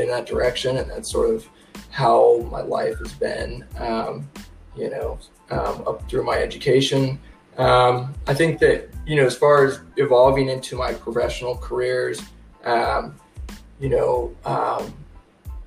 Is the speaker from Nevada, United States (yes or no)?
yes; Elko, Nevada, United States; moved away as an adult; also born or lived in Reno, Nevada; I'm originally from Reno area, but I don't really remember that because from such a young age we moved to Elko and grew up on my mom's family's cattle ranch